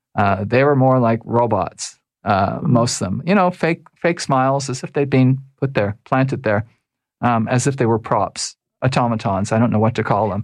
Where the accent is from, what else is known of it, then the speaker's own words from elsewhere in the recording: Toronto, Ontario, Canada; I was raised in Toronto.